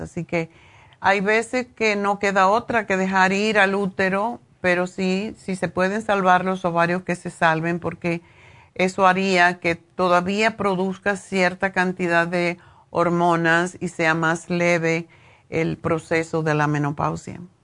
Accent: Cuba; now in Los Angeles, United States; Como cubanos

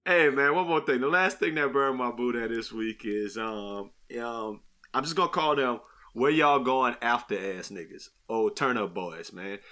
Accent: New Iberia, Louisiana, United States; moved away; we grew up in New Iberia

